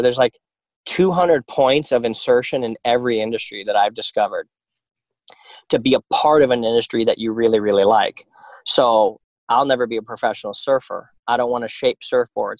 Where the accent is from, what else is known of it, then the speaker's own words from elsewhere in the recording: United States; as an American